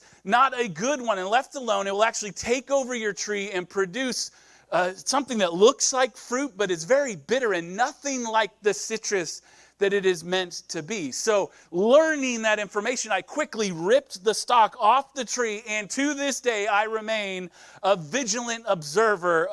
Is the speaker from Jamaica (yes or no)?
no; Nebraska, United States; now in California, United States; I'm from Nebraska. So we grow corn in Nebraska, but I'm also a city kid from Nebraska